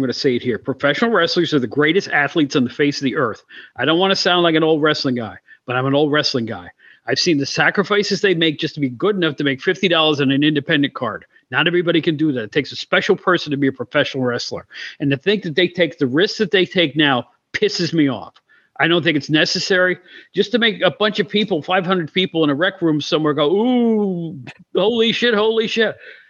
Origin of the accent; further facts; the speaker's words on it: Albany, New York, United States; I grew up near Albany, New York, and I used to go to the Washington Avenue Armory to watch my WWF wrestling.